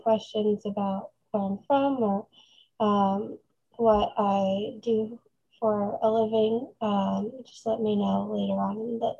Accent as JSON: {"language": "English", "country": "Bosnia & Herzegovina", "moved": "yes", "said": "I'm originally from Bosnia"}